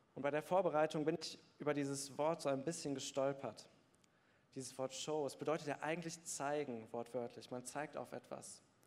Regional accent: Bergneustadt, North Rhine-Westphalia, Germany; Ich bin in Bergneustadt groß geworden

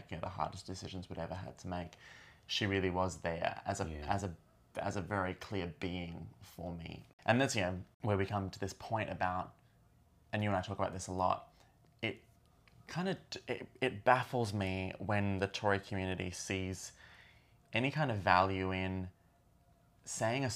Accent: Australia; being Australian, this song had a real connection to our history of the Stolen Generation

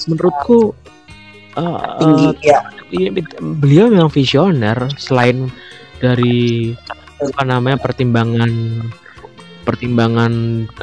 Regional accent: Java, Indonesia; mungkin kita sebagai orang Jawa dan kita punya kita lahir di kota yang melahirkan banyak seniman

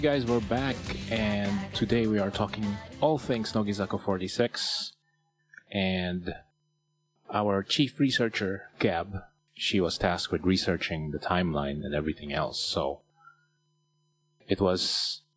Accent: Philippines; accent: Tagalog; My Tagalog accent is coming out.

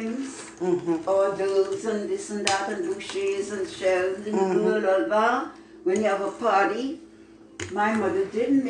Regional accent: Trinidad & Tobago; now in Spring, United States; Years of a child growing up in Trinidad

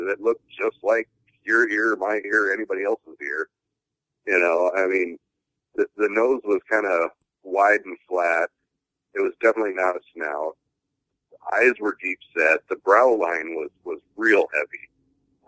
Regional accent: the Northwest, Pacific Northwest, United States; growing up in the Northwest being fifth generation

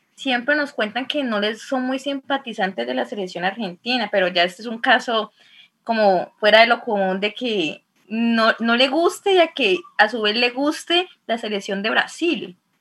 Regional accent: Colombia; nuestro país

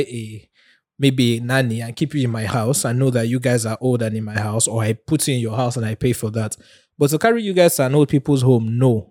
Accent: Nigeria; being a Nigerian

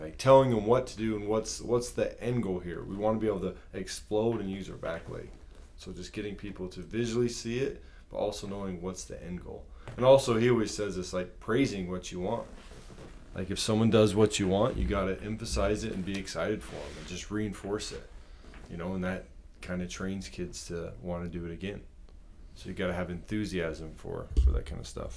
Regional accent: Provo, Utah, United States; I grew up in Provo, Utah

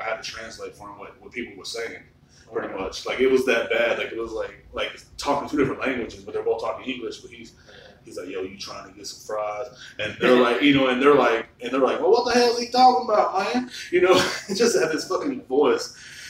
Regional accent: Marble Falls, Texas, United States; moved away as an adult; my hometown, like, Marble Falls, a small town

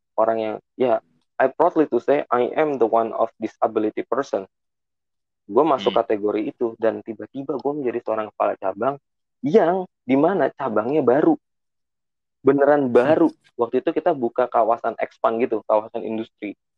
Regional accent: Bekasi, West Java, Indonesia; gua gede di Bekasi

